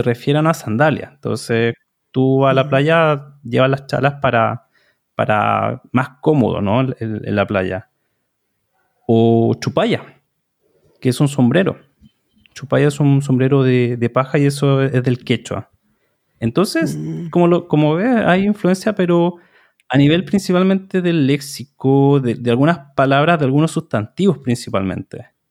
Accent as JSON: {"language": "Spanish", "country": "Chile", "said": "Soy de Chile, soy profesor de español"}